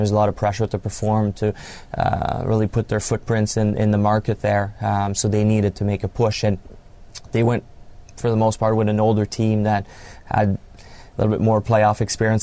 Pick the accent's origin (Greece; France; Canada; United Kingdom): Canada; moved away as an adult; I grew up in Canada, French Canadian, and uh, kind of came up through the ranks. Played junior, major junior hockey